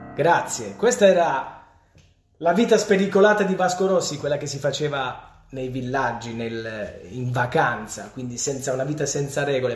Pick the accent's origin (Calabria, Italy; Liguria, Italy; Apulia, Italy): Apulia, Italy; Polignano a Mare; Polignano, quindi il mio paese